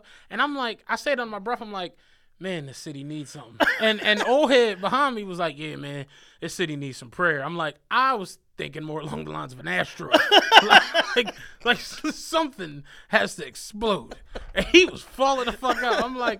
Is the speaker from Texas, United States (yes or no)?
no; Penrose, Pennsylvania, United States; I'm from Penrose, if don't nobody know that shit. It's like, we didn't have that shit growing up.